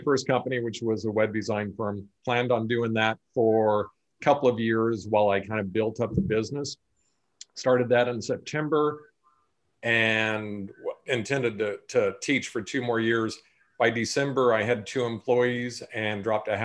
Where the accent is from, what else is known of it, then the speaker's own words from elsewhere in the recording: Sacramento, California, United States; also born or lived in France / Hawaii; live in Sacramento, California, born and raised here.